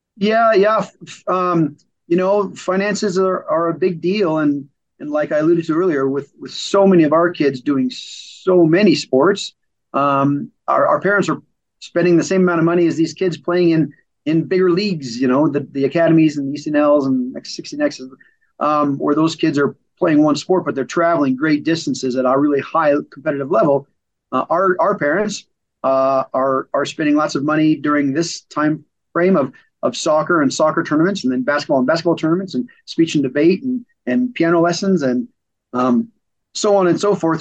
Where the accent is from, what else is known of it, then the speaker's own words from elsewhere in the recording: Cheyenne, Wyoming, United States; also born or lived in Memphis, Tennessee; I came back after my schooling, back to Cheyenne, my hometown